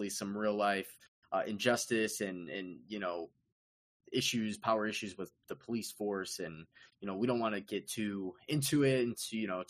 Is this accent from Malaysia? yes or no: no; Chicago, Illinois, United States; we are from Chicago.